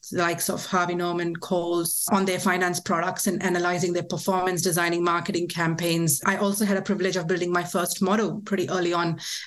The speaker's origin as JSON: {"language": "English", "country": "India", "tie": "born or raised there", "moved": "yes", "lives_now": "Australia", "said": "I was born and raised in India"}